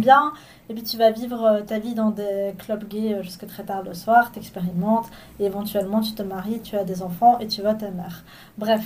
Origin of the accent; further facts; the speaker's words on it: Belgium; c'est mes parents qui ont migré ici, et moi je suis née en Belgique